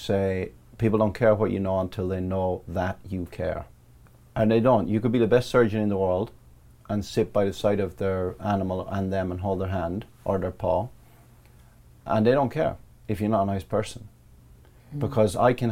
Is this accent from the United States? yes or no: no; Ballyfin, Leinster, Ireland; now in Surrey, United Kingdom; I grew up in a place called Ballyfin in County Laois, Republic of Ireland